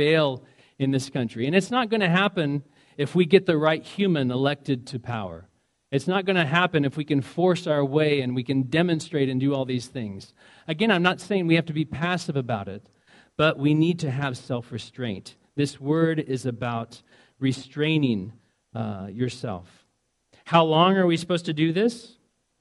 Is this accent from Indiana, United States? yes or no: yes; Indiana, United States; moved away; I'm from Indiana originally